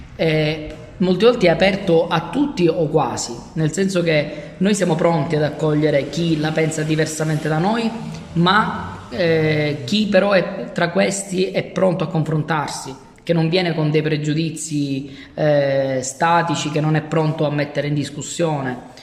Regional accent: Palermo, Sicily, Italy; Io sono il primo di, eh, quattro fratelli, il primo di dieci nipoti e sono l'ultimo rimasto a Palermo. La mia famiglia si è sparsa per il mondo in cerca di migliori opportunità.

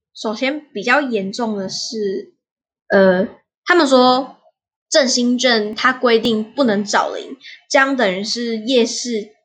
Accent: Taiwan; 我们台湾的

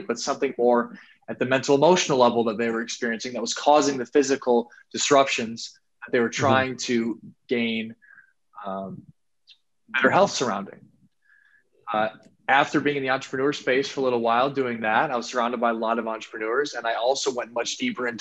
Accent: Sioux Falls, South Dakota, United States; I'm from Sioux Falls, South Dakota, man, a spot that not a lot of people are familiar

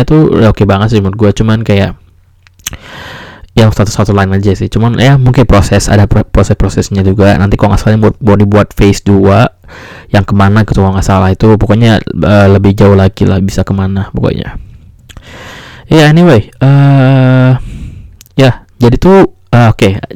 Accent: Jakarta, Indonesia; tempat gue Jakarta juga gitu kan gue emang dari Jakarta

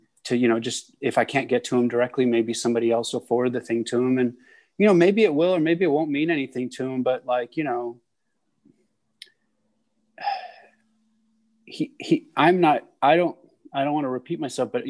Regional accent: San Francisco, California, United States; also born or lived in Maryland; I grew up in San Francisco, had a full city kid life

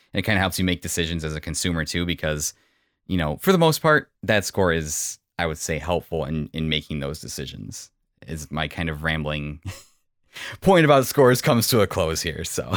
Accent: Illinois, United States; moved away as an adult; also born or lived in south side of Chicago; now in Northwest Indiana, United States; I grew up in Illinois

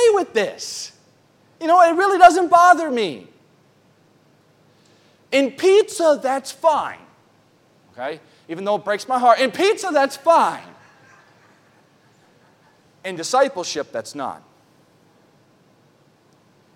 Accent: New York City, New York, United States; also born or lived in Oklahoma; now in Riverhead, United States; I grew up in New York City

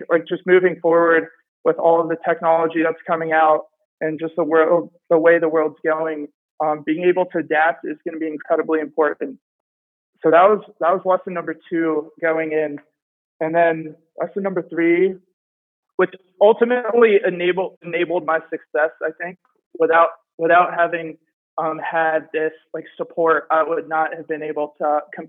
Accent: the DC area, Maryland, United States; I'm from Maryland, the DC area

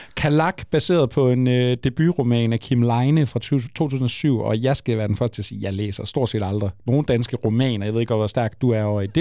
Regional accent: Frederikshavn, North Denmark Region, Denmark; Jeg undskylder mange gange for at være fra Frederikshavn

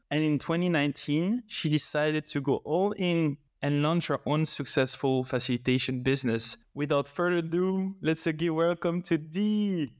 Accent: Belgium; I've been living in Belgium all my life

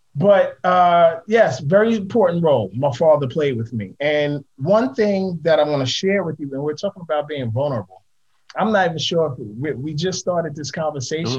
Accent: New York City, New York, United States; I grew up in Harlem

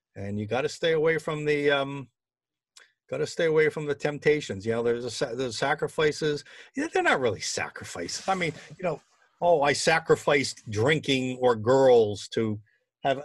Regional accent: Boston, Massachusetts, United States; my hometown team

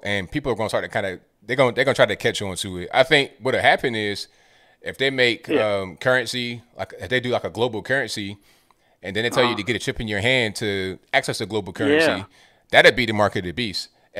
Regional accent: Portsmouth, Virginia, United States; also born or lived in Chesapeake / Newport News; I'm from that whole area. I lived in the beach at one point. Chesapeake, Portsmouth, Newport News, I lived everywhere. But for the most part, when I was a kid, I was living in Portsmouth.

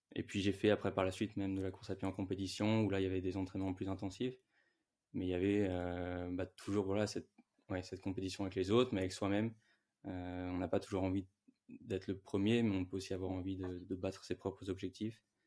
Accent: Ville-d'Avray, Île-de-France, France; là où j'ai grandi, euh, en région parisienne, une petite ville qui s'appelle Ville d'Avray.

